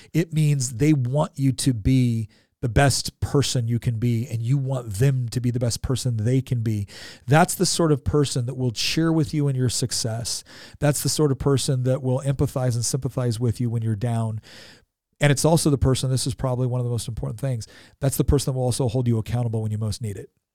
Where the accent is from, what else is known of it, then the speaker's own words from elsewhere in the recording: California, United States; moved away; I'm originally from California